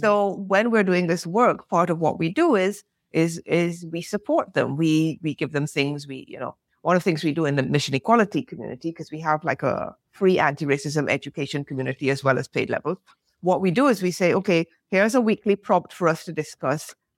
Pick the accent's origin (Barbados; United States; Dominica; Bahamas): Barbados; moved away; also born or lived in England / France; I'm British born, grew up of Caribbean parentage, grew up in the Caribbean, lived in England, lived in France